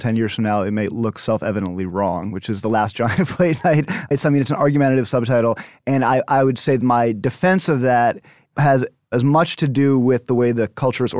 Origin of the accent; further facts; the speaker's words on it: United States; I growing up outside of New York